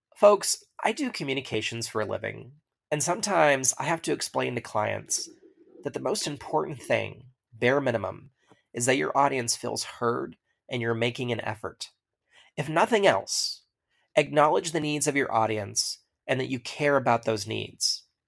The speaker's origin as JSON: {"language": "English", "country": "United States", "said": "as an American"}